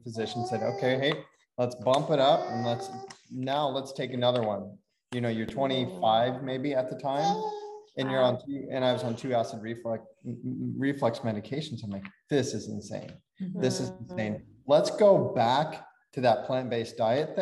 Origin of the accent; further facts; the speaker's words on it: Nebraska, United States; moved away; we're from Nebraska. We're in Nebraska.